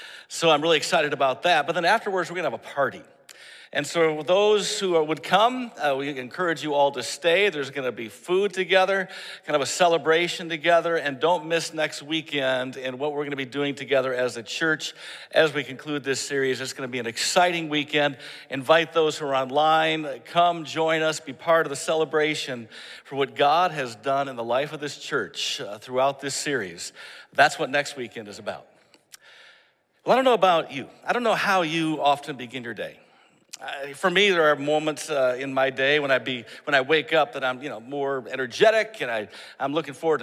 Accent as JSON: {"language": "English", "region": "Michigan", "country": "United States", "moved": "yes", "said": "I'm from Michigan. We tend to like snow"}